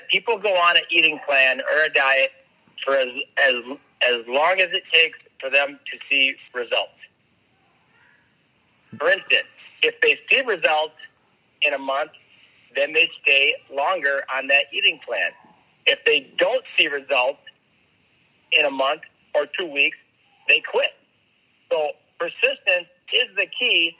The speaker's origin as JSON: {"language": "English", "region": "Minnesota", "country": "United States", "tie": "born or raised there", "said": "when I was growing up in Minnesota, my cousins had a farm"}